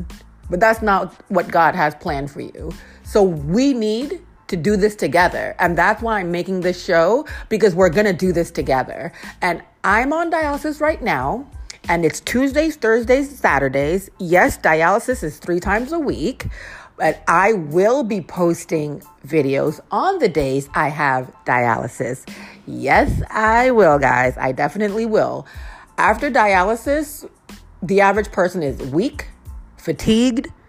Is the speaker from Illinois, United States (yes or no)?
no; Lowell, Massachusetts, United States; moved away as an adult; now in Washington, D.C., United States; I am from Lowell, Massachusetts. That's about 30 minutes outside of Boston